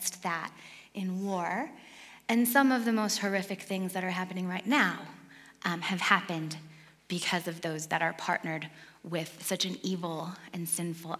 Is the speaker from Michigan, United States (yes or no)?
yes; Detroit, Michigan, United States; moved away; I grew up in Detroit, outside of Detroit